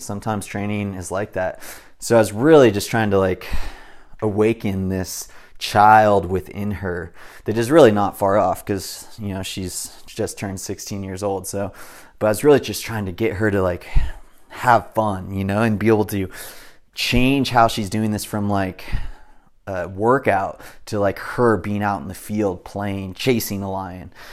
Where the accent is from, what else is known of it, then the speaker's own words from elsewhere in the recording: Southern California, United States; I was raised in SoCal